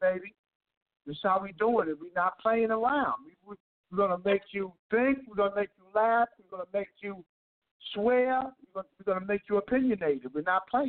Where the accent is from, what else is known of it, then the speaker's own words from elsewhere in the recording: New York City, New York, United States; I'm from Southside Jamaica, Queens, and Far Rockaway, Queens